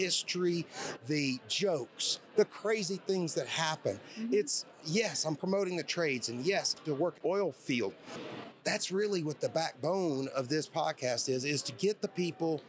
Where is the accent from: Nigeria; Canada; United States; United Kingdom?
United States; Shreveport, Louisiana; I was born in Shreveport